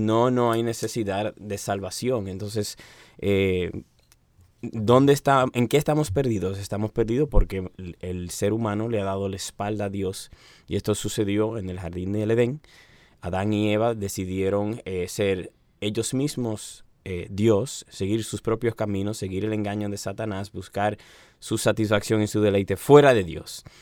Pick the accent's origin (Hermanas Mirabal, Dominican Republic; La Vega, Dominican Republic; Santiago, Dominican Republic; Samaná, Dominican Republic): Santiago, Dominican Republic; Santiago de los Caballeros; moved away as an adult; now in Santo Domingo, Dominican Republic; yo soy el segundo hijo del pastor Oscar Arocha de Santiago de los Caballeros.